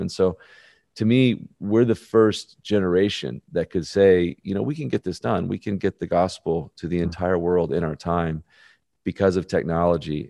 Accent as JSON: {"language": "English", "town": "Birmingham", "region": "Alabama", "country": "United States", "tie": "born or raised there", "said": "I'm born and raised in Birmingham, Alabama."}